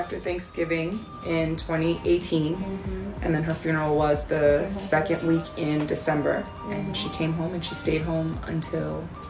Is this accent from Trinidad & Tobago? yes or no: yes; Trinidad & Tobago; moved away as an adult; also born or lived in Washington, D.C.; now in Beijing, China; was born in Washington, D.C., raised in Trinidad. My family is Trinidadian for the culture. and then I moved back to the States around 19. I left in like 89, came back in 94. And I essentially have been in the DMV area ever since.